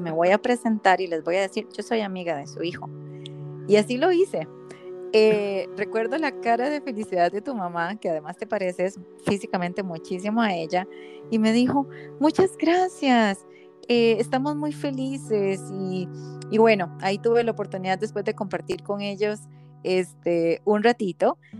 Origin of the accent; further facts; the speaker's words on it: Costa Rica; yo como buena tica